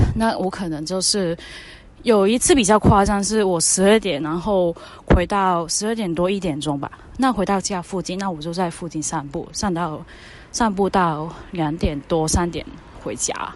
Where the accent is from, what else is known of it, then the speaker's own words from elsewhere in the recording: Hong Kong; Chinese is a second language; moved away as an adult; now in Taiwan; 我是一个以前在香港当记者的一个。就是来台湾这边念书的什么什么香港女生